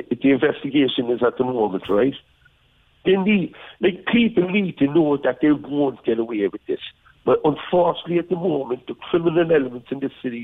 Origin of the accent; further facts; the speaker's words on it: Cork, Munster, Ireland; growing up in Trotfield in Achmahini